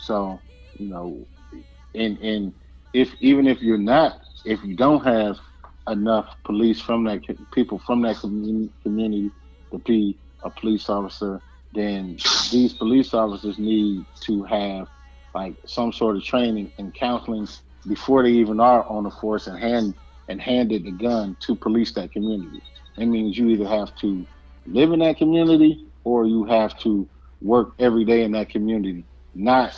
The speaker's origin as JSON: {"language": "English", "town": "Compton", "region": "California", "country": "United States", "tie": "born or raised there", "said": "I'm from Compton, California"}